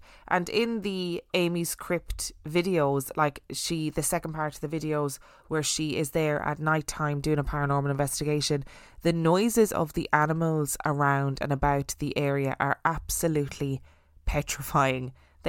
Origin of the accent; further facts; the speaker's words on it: Alwar, Rajasthan, India; I am from Alwar, and Bhangarh is in the municipality of Alwar district. Since childhood, I have heard various stories about Bhangarh